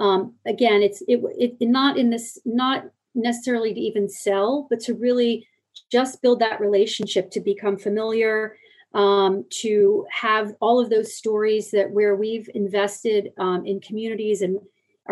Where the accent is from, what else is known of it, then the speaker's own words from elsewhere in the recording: United States; I'm coming into this company as an American with a remit in North America